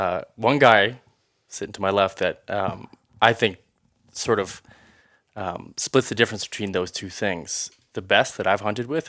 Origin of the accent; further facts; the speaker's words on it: Ontario, Canada; Growing up in Ontario, in Canada, where I did, such thick forest, such thick timber.